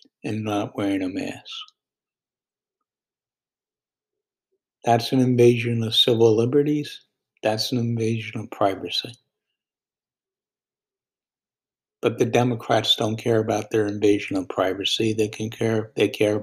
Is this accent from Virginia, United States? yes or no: yes; Virginia, United States; my home state of Virginia